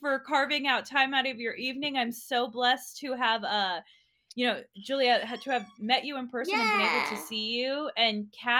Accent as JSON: {"language": "English", "town": "Los Angeles", "region": "California", "country": "United States", "said": "Yes, yeah, San Gabriel Valley area."}